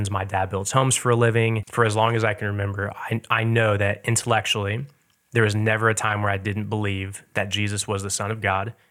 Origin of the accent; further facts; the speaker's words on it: Lee's Summit, Missouri, United States; At the time, I definitely didn't realize how much we had, to mm-hmm. say the least.